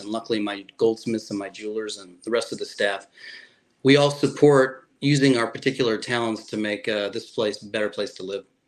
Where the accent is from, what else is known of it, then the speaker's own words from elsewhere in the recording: Chicago, Illinois, United States; moved away as an adult; now in Fort Myers, United States; I was born in Chicago